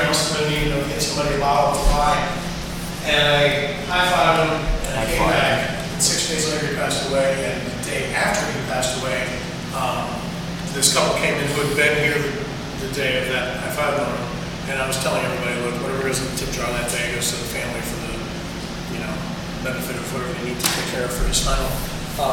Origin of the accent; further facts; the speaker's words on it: Key West, Florida, United States; I'm from Key West. That's pretty South Florida.